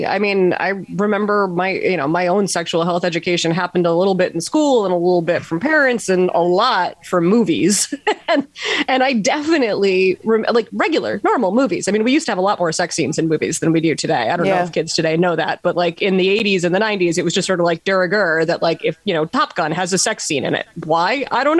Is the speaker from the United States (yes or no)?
yes; New York City, New York, United States; I grew up in New York City